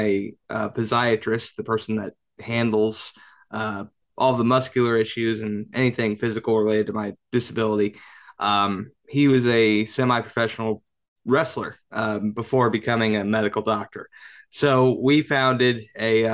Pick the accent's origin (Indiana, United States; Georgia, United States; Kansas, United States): Indiana, United States; Indianapolis; Born and raised in Indianapolis